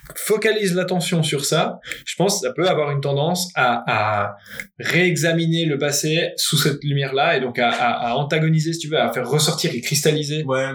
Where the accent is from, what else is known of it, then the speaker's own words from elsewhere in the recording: Geneva, Switzerland; je suis né à Genève